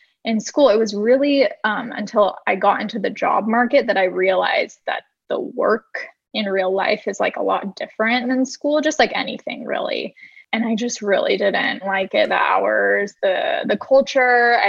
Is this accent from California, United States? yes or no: yes; Orange County, California, United States; also born or lived in Los Angeles, California; I am from Orange County, California